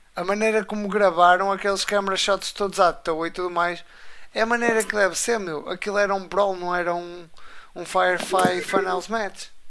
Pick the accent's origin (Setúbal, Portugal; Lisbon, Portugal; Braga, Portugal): Braga, Portugal; eu sou do distrito de Braga.